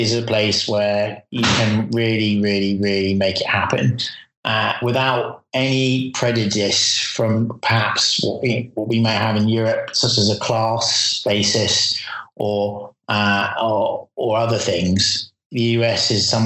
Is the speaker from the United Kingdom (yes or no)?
yes; United Kingdom; moved away as an adult; now in California, United States; as a Brit living in the USA